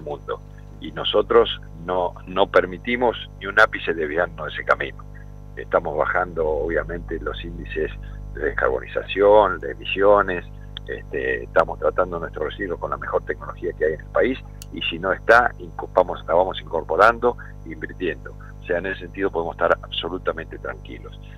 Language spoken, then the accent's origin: Spanish; Argentina